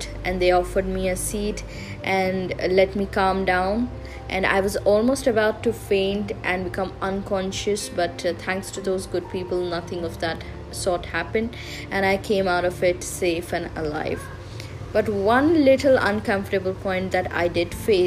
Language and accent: English; Hubli, Karnataka, India; I had booked my bus to my hometown in Hubli